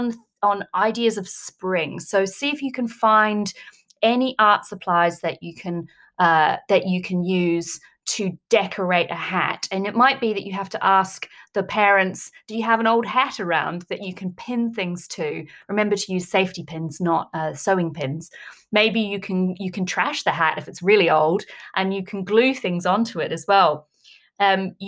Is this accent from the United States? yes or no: no; New Zealand; moved away; I am originally from New Zealand.